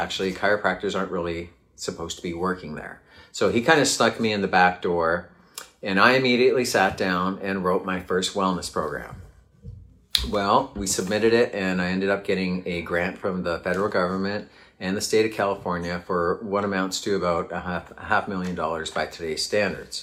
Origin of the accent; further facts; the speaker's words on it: Canada; I grew up in Canada